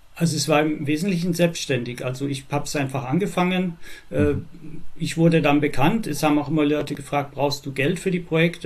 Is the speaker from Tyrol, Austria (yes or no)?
yes; Innsbruck, Tyrol, Austria; now in Germany; also gebürtig bin ich aus Österreich in Innsbruck. Mittlerweile bin ich 66 Jahre alt, wohne jetzt in Deutschland